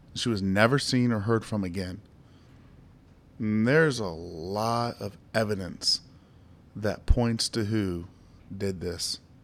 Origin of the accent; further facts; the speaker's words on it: Ohio, United States; my home state, Ohio